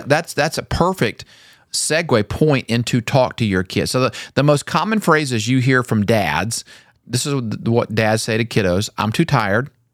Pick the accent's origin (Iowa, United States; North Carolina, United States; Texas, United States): North Carolina, United States; I grew up in North Carolina